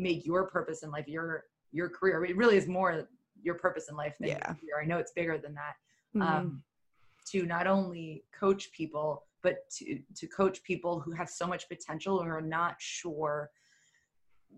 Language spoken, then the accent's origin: English; New York City, New York, United States; I'm from New York City